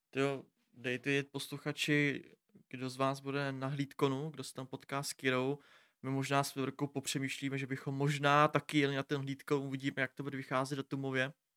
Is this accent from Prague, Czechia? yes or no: no; Pardubice, Pardubice Region, Czechia; já jsem z Pardubic